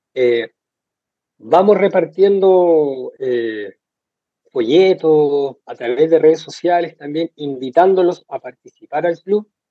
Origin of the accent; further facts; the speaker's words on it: Iquique, Tarapacá, Chile; acá de Iquique, en el norte de Chile